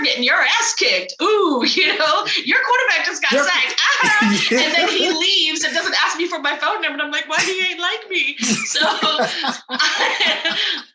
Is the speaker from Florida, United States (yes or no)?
yes; Florida, United States; growing up in Florida